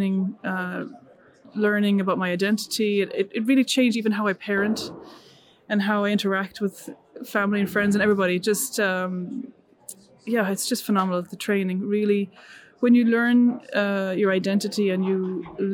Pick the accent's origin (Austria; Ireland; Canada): Ireland; Dublin; moved away as an adult; also born or lived in England; now in France; I'm Irish, born and raised in Ireland, born in Dublin